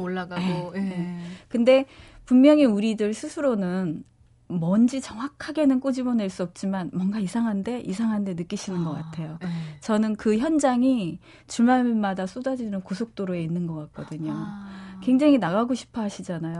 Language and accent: Korean; South Korea; moved away as an adult; also born or lived in United Kingdom; 제가 한국에서 왔다